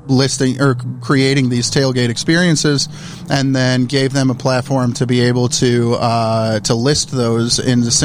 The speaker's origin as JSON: {"language": "English", "town": "Chicago", "region": "Illinois", "country": "United States", "tie": "born or raised there", "said": "born and raised in Chicago"}